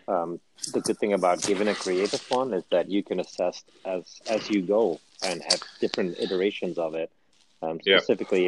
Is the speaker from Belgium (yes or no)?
yes; Flanders, Belgium; moved away as an adult; now in United States; my hometown, which is at the Dutch border